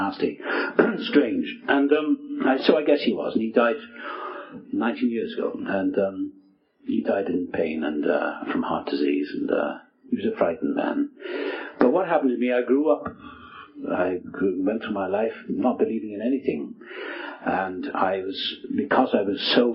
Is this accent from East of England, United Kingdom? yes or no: no; South Wales, United Kingdom; moved away as an adult; also born or lived in England; now in United States; I was born in South Wales